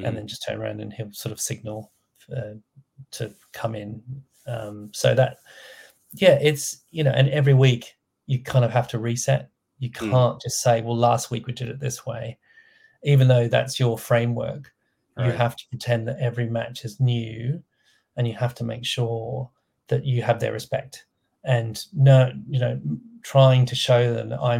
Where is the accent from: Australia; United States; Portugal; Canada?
Australia; moved away; I'm from Australia